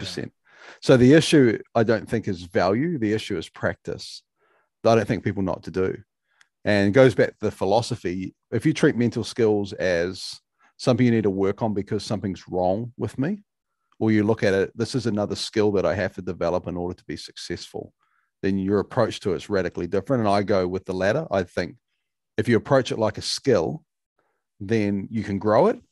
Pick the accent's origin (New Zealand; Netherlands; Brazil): New Zealand; being a Kiwi